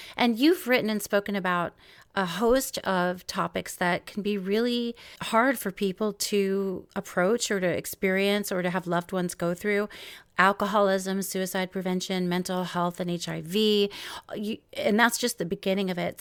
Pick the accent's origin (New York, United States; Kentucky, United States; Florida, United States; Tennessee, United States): New York, United States; also born or lived in Los Angeles; now in Seattle, United States; now I live in Seattle, but I'm from New York